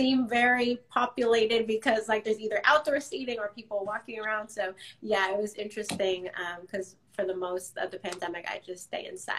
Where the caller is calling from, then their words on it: Washington, District of Columbia, United States; Yes, I'm in DC, so also on the East Coast.